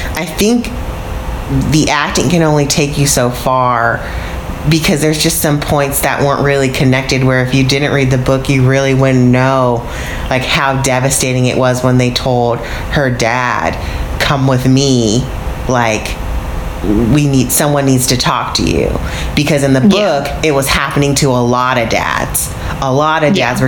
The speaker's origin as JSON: {"language": "English", "country": "United States", "said": "I'm American"}